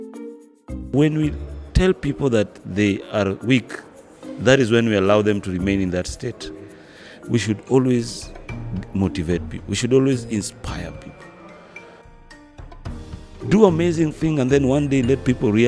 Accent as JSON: {"language": "English", "country": "Kenya", "moved": "yes", "lives_now": "Dakar, Senegal", "said": "I'm a Kenyan."}